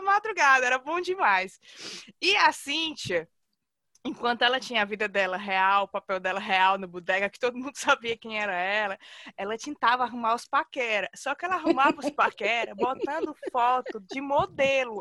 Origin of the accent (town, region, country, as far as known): Fortaleza, Ceará, Brazil; moved away as an adult